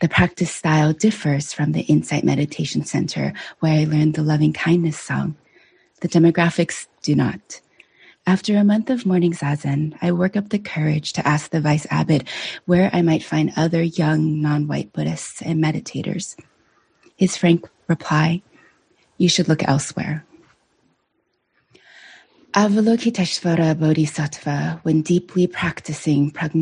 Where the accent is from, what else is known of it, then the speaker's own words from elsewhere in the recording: United States; English is a second language; also born or lived in China / Pennsylvania / Washington State; I say China when asked, where are you from? Because responding with Pennsylvania and Washington State